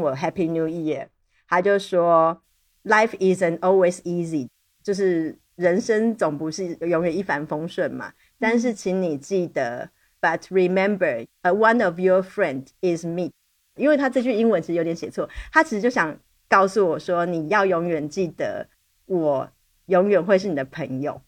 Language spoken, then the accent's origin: Chinese; Taipei, Taiwan; born or raised there; moved away